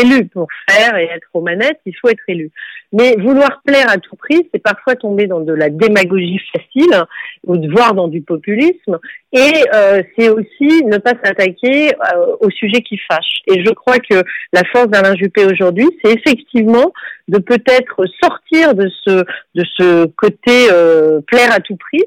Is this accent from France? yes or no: yes; Bordeaux, Nouvelle-Aquitaine, France; je suis née à Bordeaux